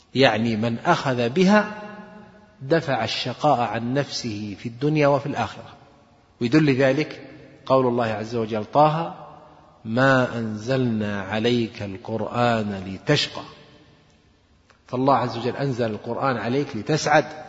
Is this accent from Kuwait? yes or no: no; Saudi Arabia; عندنا في السعودية